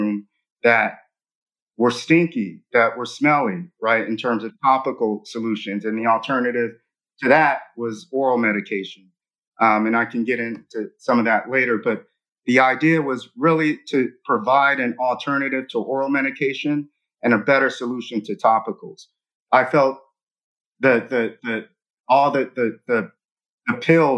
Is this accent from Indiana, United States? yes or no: no; Los Angeles, California, United States; I grew up in Los Angeles, South Central Los Angeles